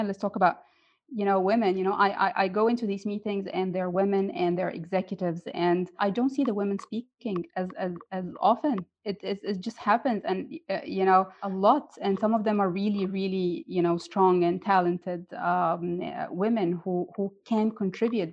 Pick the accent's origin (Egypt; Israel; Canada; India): Egypt; moved away as an adult; now in Dubai, United Arab Emirates; in my home country in Egypt and here in Dubai